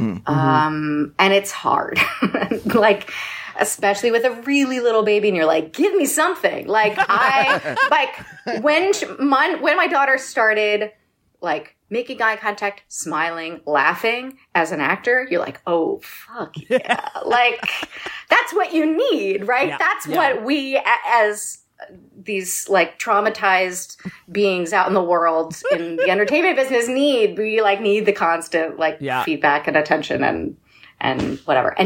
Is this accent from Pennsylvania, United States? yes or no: yes; Bucks County, Philadelphia suburbs, Pennsylvania, United States; moved away; As a Philly-ish, I should say Philly, but, like, really the burbs native